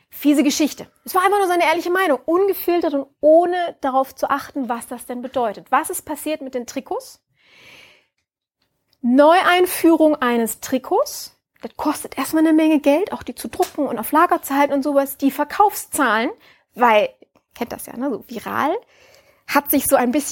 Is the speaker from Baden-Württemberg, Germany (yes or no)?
no; Düsseldorf, North Rhine-Westphalia, Germany; Bin ja Düsseldorferin.